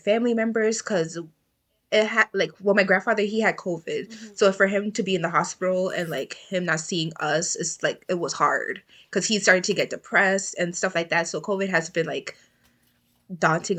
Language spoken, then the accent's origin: English; New York City, New York, United States; moved away as an adult; now in Albany, United States; I'm from New York, the Bronx, New York. I was born and raised here